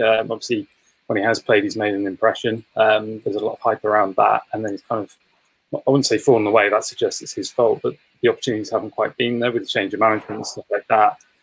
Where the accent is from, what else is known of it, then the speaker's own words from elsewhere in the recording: England, United Kingdom; as an Englishman